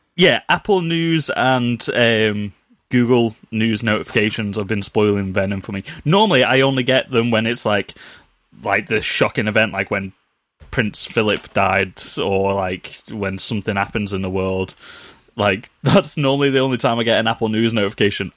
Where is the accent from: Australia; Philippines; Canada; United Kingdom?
United Kingdom; we're British